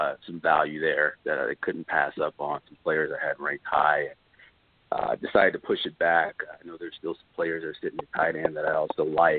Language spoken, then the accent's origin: English; Las Vegas, Nevada, United States; I'm actually from Vegas